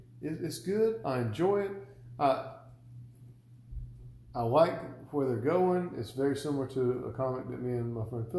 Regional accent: Millen and Statesboro, Georgia, United States; Because we're from Millen and Statesboro, so we refer to all of our stuff as Millboro.

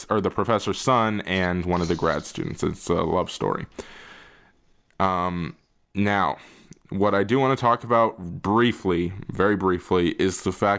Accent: United States; we are American

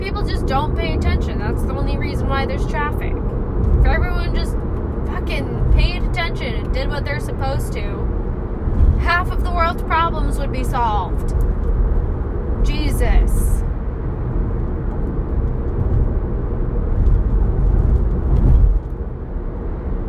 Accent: United States; accent: American; my American accent

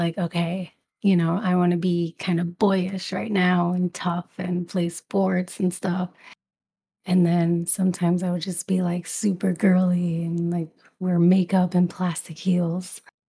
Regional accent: Brooklyn, New York, United States; So my family is from Puerto Rico. Mm-hmm. And I grew up in Brooklyn. So yeah, English is my first language.

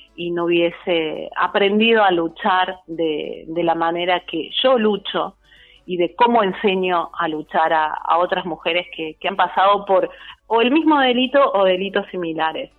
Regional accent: Argentina; also born or lived in Tierra del Fuego

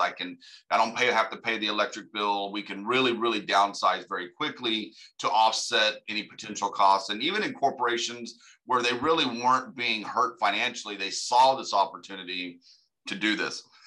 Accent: United States; I'm from America

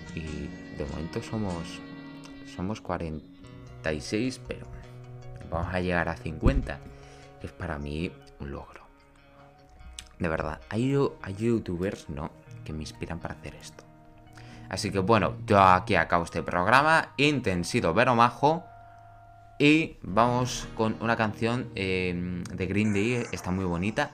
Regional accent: Extremadura, Spain; yo soy de aquí de Extremadura

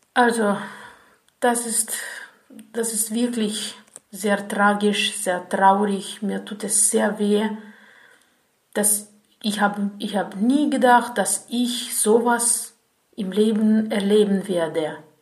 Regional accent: Ukraine; German is a second language; ich komme aus der Ukraine

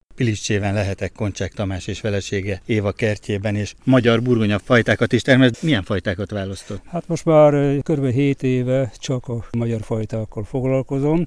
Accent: Szabolcs-Szatmár-Bereg, Hungary; Szabolcsi gyerek

